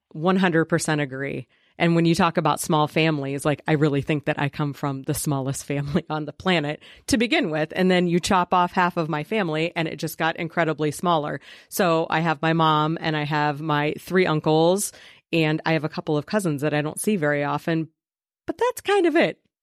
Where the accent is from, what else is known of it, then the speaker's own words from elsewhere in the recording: Preble County, Ohio, United States; back where I grew up in Preble County